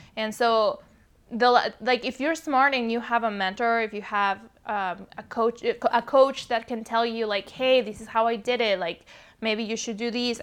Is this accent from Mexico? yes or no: yes; Mexico City, Mexico; English is a second language; now in California, United States; I was born and raised in Mexico City, hence the accent